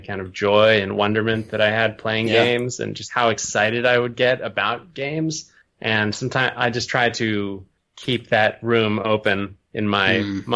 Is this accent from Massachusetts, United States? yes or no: no; Burlington, Vermont, United States; also born or lived in Ohio; I was born in Ohio, but my parents split up when I was pretty young. And so when I was 5, I moved up to Burlington, Vermont, which is where I went to school, like all through public school.